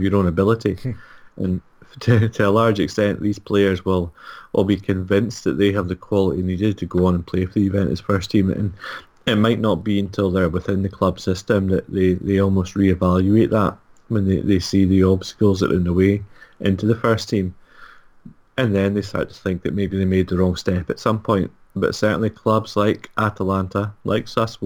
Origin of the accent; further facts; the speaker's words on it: Scotland, United Kingdom; I'm Scottish